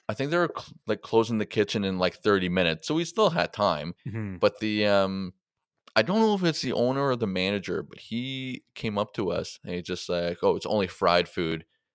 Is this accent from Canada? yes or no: yes; Mississauga, Ontario, Canada; It's like Mississauga, so where I grew up on Colonial and College Way, which everyone just called Ridgeway